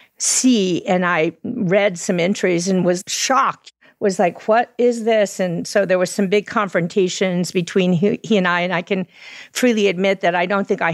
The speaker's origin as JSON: {"language": "English", "region": "Texas", "country": "United States", "tie": "born or raised there", "also_born_or_lived": "New York", "moved": "yes", "said": "We grew up in Texas with a military father"}